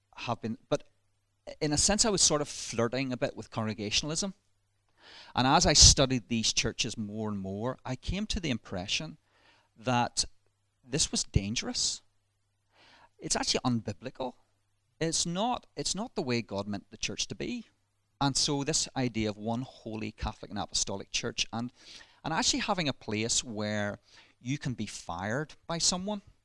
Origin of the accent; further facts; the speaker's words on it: Ballymena, Northern Ireland, United Kingdom; accent: Ballymena; you'll probably detect in my voice a little um, hint of Ballymena. So I was raised, born and raised in Ballymena.